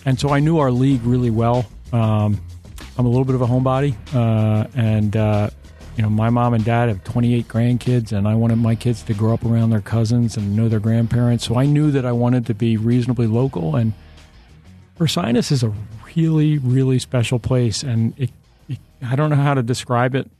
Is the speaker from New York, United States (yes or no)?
no; Philadelphia, Pennsylvania, United States; growing up in Philly